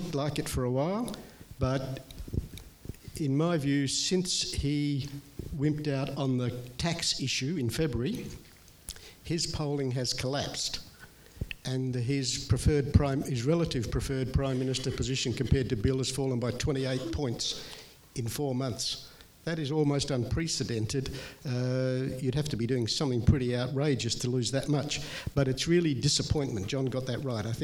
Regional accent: Perth, Western Australia, Australia; moved away; I grew up in Perth

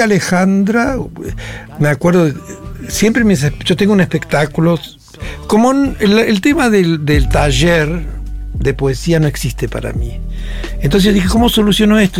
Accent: Ingeniero Jacobacci, Río Negro, Argentina; moved away; also born or lived in San Antonio Oeste; hablábamos de mi pueblo natal, que hoy dije Santo Antonio, San Antonio, yo me crié en Jacobasi

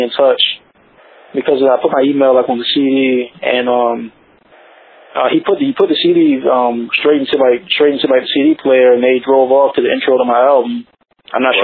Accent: Baltimore, Maryland, United States; I was from Baltimore

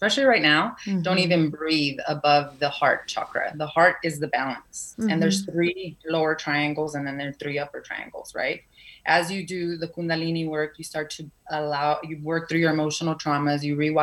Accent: Mexico; I was born in Mexico, but there's still some Spaniard blood in me

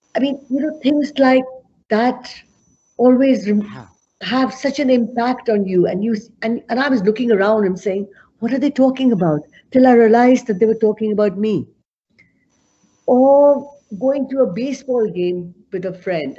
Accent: Amritsar, Punjab, India; moved away as an adult; now in Canada; I was born in Amritsar, which is in north of Punjab

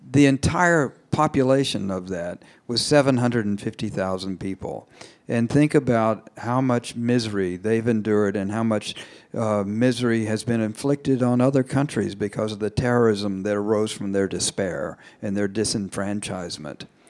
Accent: United States; as an American

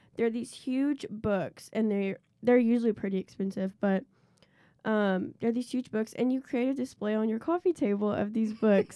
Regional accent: Nashville, Tennessee, United States; I'm from Nashville, Tennessee.

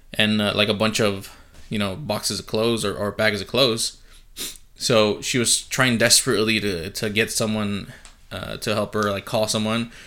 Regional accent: San Diego, California, United States; also born or lived in Chula Vista; I'm from San Diego.

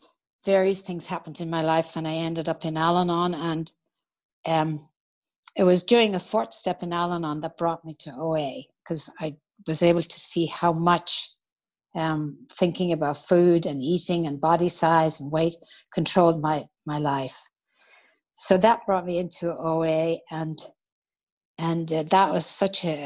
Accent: Ireland; moved away as an adult; I grew up in Ireland

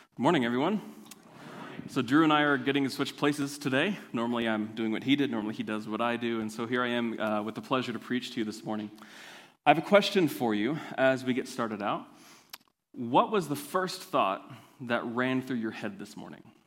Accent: Kansas, United States; I'm from Kansas

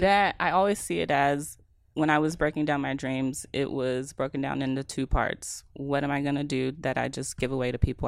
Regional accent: Mesquite, Texas, United States; also born or lived in West Dallas; now in Dallas, United States; I grew up in Mesquite

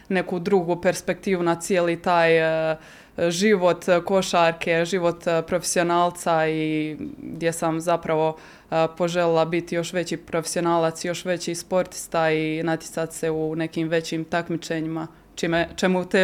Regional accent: Croatia; moved away; Da, ja sam e, evo iz Hrvatske prvo otišla, e, moja prva, moje prvo iskustvo vani bilo je e, u Italiji Vicenci

